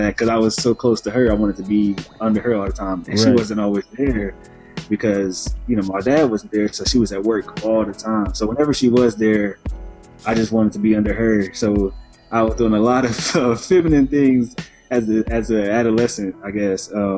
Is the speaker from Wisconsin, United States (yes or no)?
yes; Milwaukee, Wisconsin, United States; I'm from Milwaukee, Wisconsin, and like my family life, man, it was great, honestly. Growing up, I had 5 older sisters